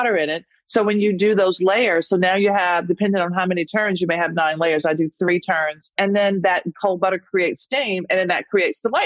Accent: the South, United States; moved away; as a Southerner

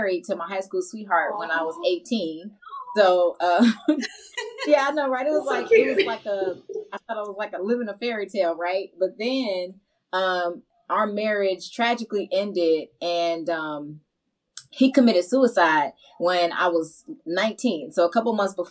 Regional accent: Chicago, Illinois, United States; also born or lived in Augusta, Georgia; I'm from Chicago, south side of Chicago specifically

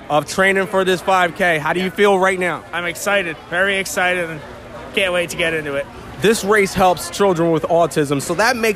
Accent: Philadelphia, Pennsylvania, United States; Yeah, I came from Philly, man, to support this this great cause.

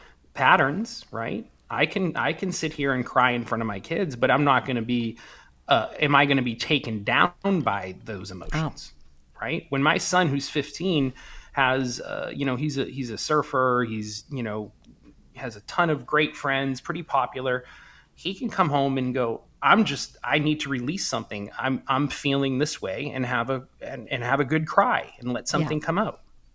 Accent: East Coast, United States; growing up where I grew up in the States on the East Coast, it was very blue collar

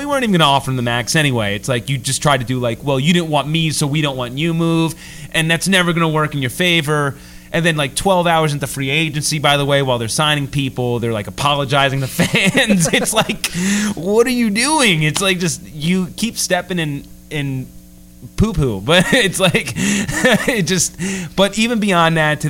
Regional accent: New York, United States; I'm from New York

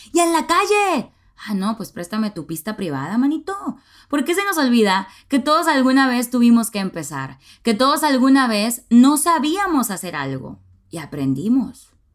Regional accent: Nuevo Laredo, Tamaulipas, Mexico; now in Monterrey, Mexico; aprendí a manejar a los 16 años en mi ciudad natal, Nuevo Laredo, Tamaulipas

